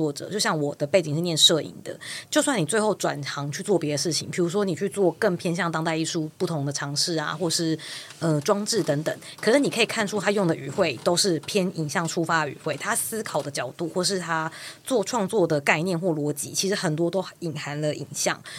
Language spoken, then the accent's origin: Chinese; Yilan County, Taiwan; 我我是宜兰人。